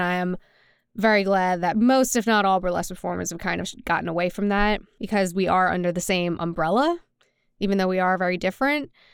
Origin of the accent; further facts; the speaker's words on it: New Orleans, Louisiana, United States; now in Nashville, United States; born and raised in New Orleans, and now I live in Nashville, Tennessee